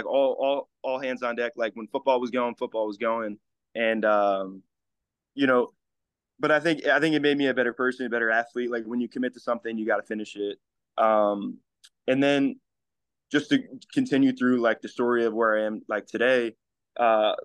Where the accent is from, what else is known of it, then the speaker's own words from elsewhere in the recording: Livingston, New Jersey, United States; I'm from Livingston, New Jersey, which is like North Jersey.